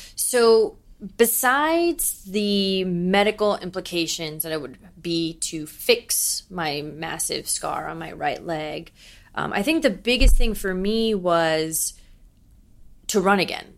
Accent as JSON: {"language": "English", "town": "Miami", "region": "Florida", "country": "United States", "moved": "as an adult", "lives_now": "New York City, United States", "said": "I was the Cuban from Miami who has so much of her home that she misses and she's gonna bring to New York City"}